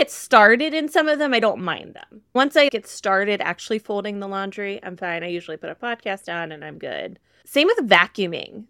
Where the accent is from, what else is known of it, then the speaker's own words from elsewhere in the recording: Midwest, United States; I'm a girl from the Midwest